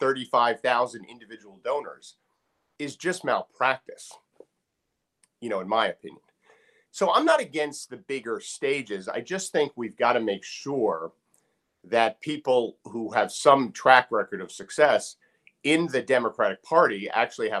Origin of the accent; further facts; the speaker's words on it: New Jersey, United States; now in Maryland, United States; I'm from Jersey.